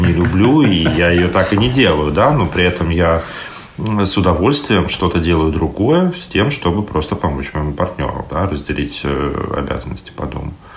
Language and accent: Russian; Saint Petersburg, Russia; moved away as an adult; also born or lived in Estonia; now in Tallinn, Estonia; мне 41, я из Питера, также живу в Эстонии приехал для работы, решил остаться